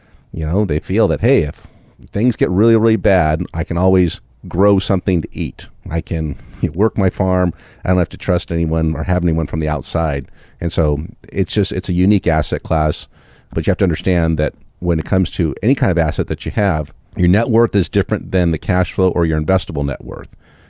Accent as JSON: {"language": "English", "region": "California", "country": "United States", "tie": "born or raised there", "said": "No, because I grew up in California."}